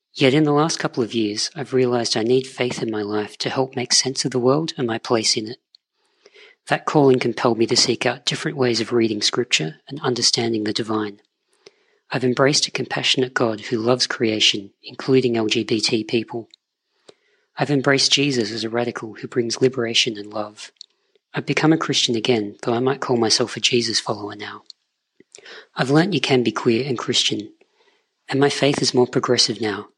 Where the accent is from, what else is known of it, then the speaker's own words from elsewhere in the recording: Australia; I'm Australian